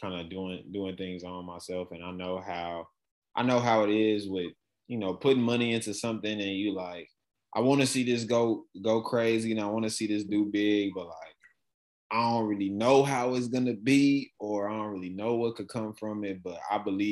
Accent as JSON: {"language": "English", "town": "Dallas", "region": "Texas", "country": "United States", "said": "I'm from Dallas"}